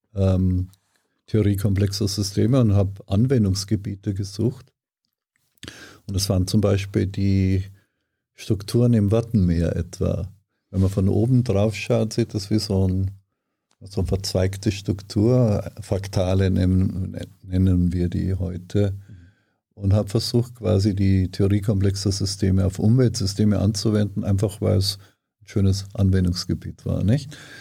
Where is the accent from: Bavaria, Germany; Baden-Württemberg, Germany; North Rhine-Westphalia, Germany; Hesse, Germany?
Bavaria, Germany; Ortenburg; moved away as an adult; also born or lived in Potsdam; Niederbayern, Grafschaft Ortenburg, das ist ganz, ganz nahe an der österreichischen Grenze